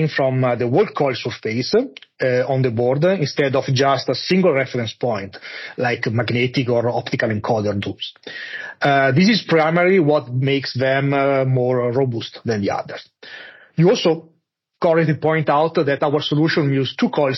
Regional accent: Monza, Lombardy, Italy; now in Munich, Germany; I grew up in Monza, close to Milan, and now I'm living in Munich.

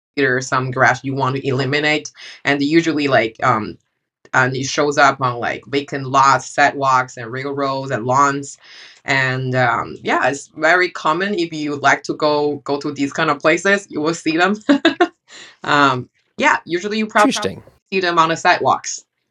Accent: China; moved away; I grew up in China

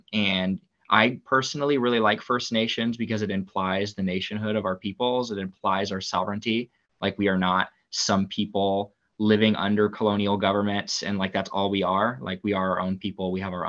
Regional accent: Indianapolis, Indiana, United States; I'm a sophomore here at IU. I'm from Indianapolis originally.

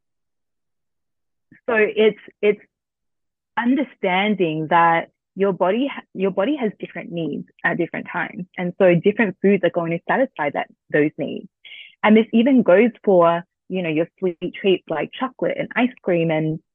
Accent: Australia; I'm Vietnamese Australian first gen.

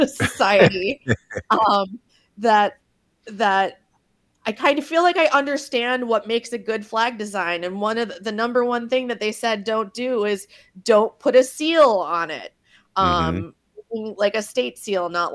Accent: Madison, Wisconsin, United States; I lived in Madison in the 70s, too, for about a month and a half because I was born in November 1979.

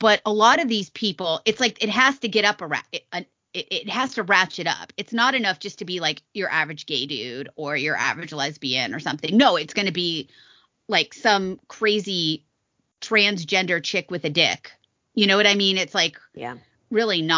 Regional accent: Las Vegas, Nevada, United States; I'm from Vegas

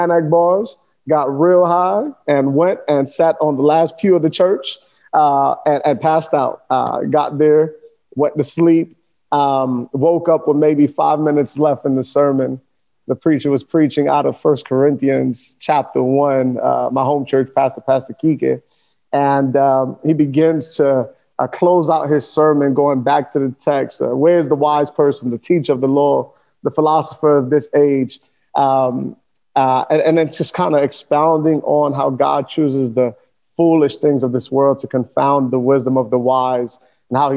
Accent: New York City, New York, United States; now in South Florida, United States; born and raised in Sunset Park of Brooklyn, New York.

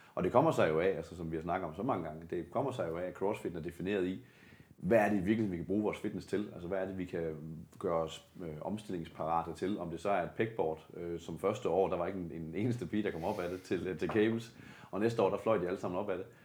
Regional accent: Denmark; nu kommer jeg fra det mørke Jylland

